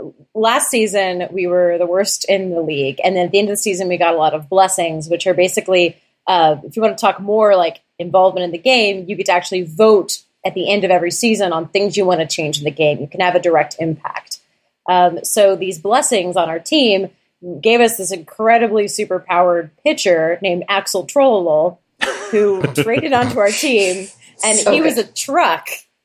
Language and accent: English; Chicago, Illinois, United States; I'm from Chicago in real life.